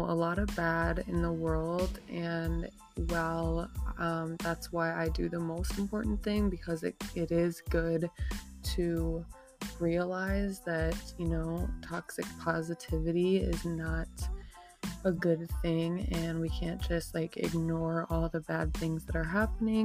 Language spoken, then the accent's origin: English; Minnesota, United States; I'm not from Brooklyn Center, but, you know, from Minnesota, very close by Brooklyn Center